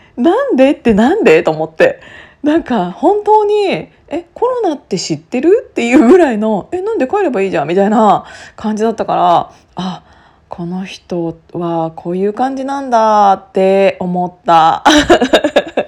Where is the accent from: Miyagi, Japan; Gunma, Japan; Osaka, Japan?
Gunma, Japan; now in Tokyo, Japan; 同じ群馬県出身なので